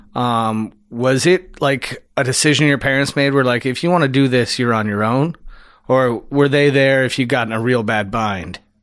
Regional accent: Niagara-on-the-Lake, Ontario, Canada; moved away; I grew up in Niagara

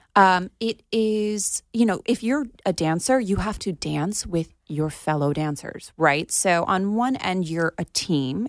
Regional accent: Plantation, Florida, United States; my hometown in Plantation

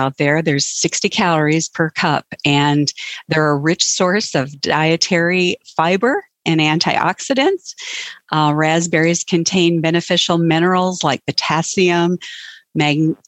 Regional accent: North Dakota, United States; I'm from North Dakota, and we have below zero temperatures right now

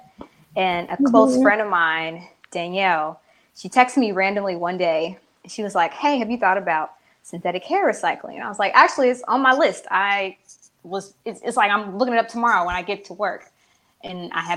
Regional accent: Kansas City, Missouri, United States; moved away as an adult; also born or lived in Columbia, Missouri / Los Angeles, California; now in Charlotte, United States; I am from Kansas City, Missouri. I live in Charlotte, North Carolina right now

